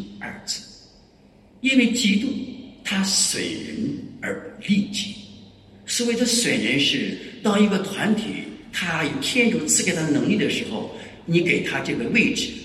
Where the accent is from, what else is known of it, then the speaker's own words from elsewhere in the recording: Hebei, China; 我生在河北